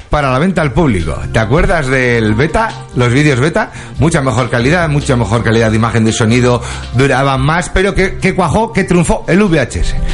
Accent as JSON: {"language": "Spanish", "country": "Spain", "said": "Venga, coño, que somos españoles. ¿A quién vas a engañar? O sea, cosas como son. Todo el, mundo, todo el sabe que en España para planificar algo, dos semanas y si me apuras, tres días"}